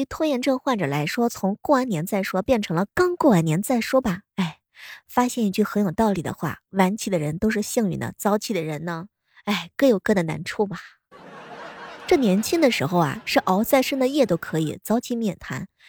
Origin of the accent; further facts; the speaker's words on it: Shanxi, China; 那作为一个山西人，为了挽留朋友，说过的最多的卑微的话